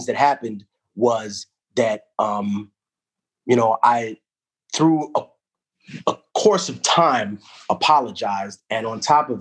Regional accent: New York City, New York, United States; first language Spanish; English is a second language; also born or lived in Peru; growing up in Harlem was very interesting

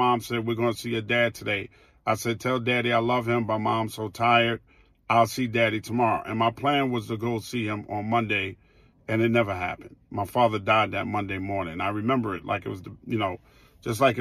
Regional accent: New York City, New York, United States; I grew up in Queens on 209th Street

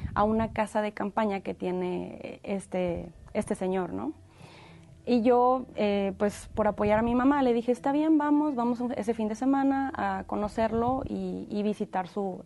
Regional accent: Monterrey, Nuevo León, Mexico; moved away; yo soy originaria de Monterrey, Nuevo León, México

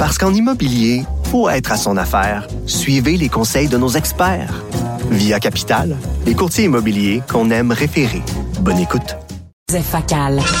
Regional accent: Quebec, Canada

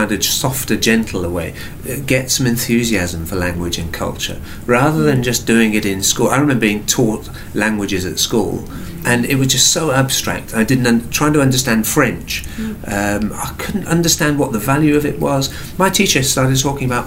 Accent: England, United Kingdom; now in New Zealand; I'm English

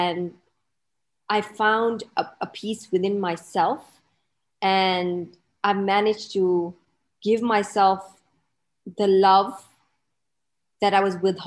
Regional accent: Malawi; now in Dubai, United Arab Emirates; I'm based in Dubai, but I'm actually originally from a little country in Africa called Malawi

